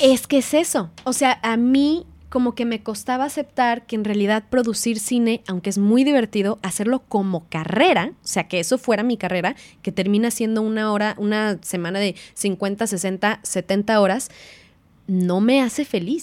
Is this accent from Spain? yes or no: no; Mexico; now in New Zealand; Ni siquiera soy la primera mexicana que vino